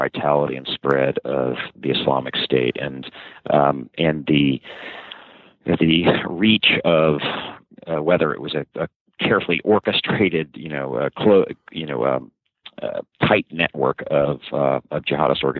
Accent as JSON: {"language": "English", "area": "Montgomery County", "region": "Maryland", "country": "United States", "tie": "born or raised there", "also_born_or_lived": "New York City / Paris", "said": "I grew up from about age five in Montgomery County, Maryland, actually, just in the, believe it or not, in the D.C. suburbs"}